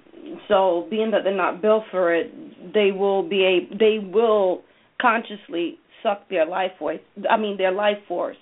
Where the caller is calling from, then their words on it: Connecticut, United States; I'm calling in from Connecticut.